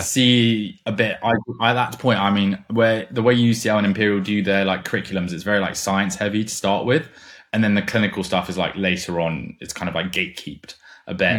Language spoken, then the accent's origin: English; Germany; moved away as an adult; now in London, United Kingdom; I grew up in Germany. And then I came to London for uni